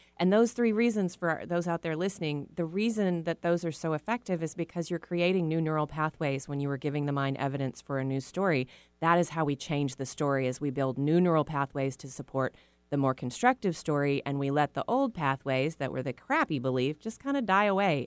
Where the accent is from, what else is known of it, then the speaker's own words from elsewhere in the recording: Texas, United States; I was raised in Texas